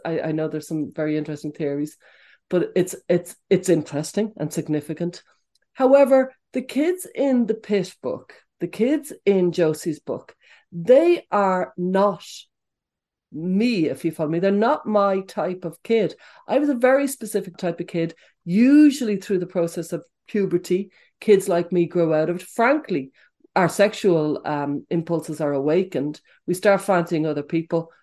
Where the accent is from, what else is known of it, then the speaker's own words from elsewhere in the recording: Dublin, Leinster, Ireland; I was growing up in Dublin in the 70s and the 80s.